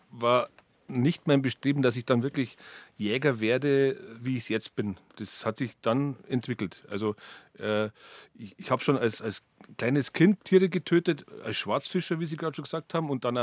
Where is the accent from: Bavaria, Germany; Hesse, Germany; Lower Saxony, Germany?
Bavaria, Germany; Kulbing; Rehe haben mich auch schon immer begeistert und zwar in meiner Kindheit im Berchtesgadener Land. Ich bin da in Kulbing bei Leobendorf bei Laufen aufgewachsen